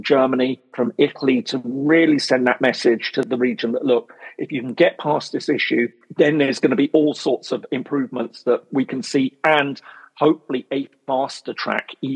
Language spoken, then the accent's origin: English; United Kingdom; I'm British